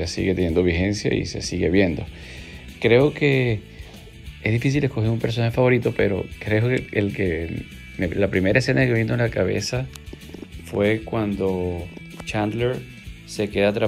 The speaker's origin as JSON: {"language": "Spanish", "country": "Venezuela", "lives_now": "Argentina", "said": "venezolano que vive en Argentina, de 44 años."}